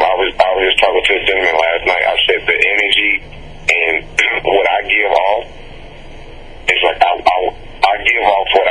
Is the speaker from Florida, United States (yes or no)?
no; Albany, Georgia, United States; born or raised there